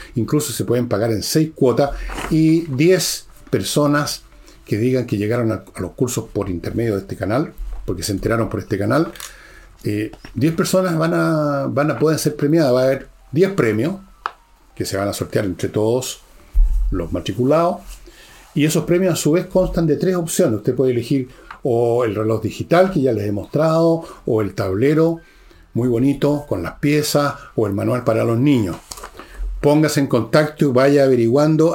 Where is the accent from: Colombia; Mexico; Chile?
Chile; hay chilenos de etnia caucásica europea, como vuestro servidor